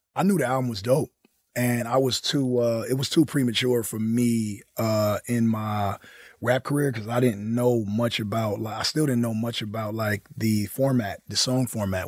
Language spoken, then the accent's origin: English; Compton, California, United States; I was from the West Coast